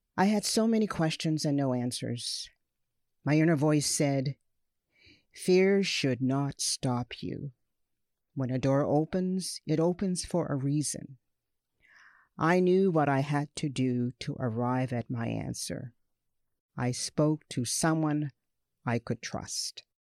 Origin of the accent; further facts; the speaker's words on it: Nova Scotia, Canada; born of immigrant parents and raised in a province with a history of negative race relations, and racial segregation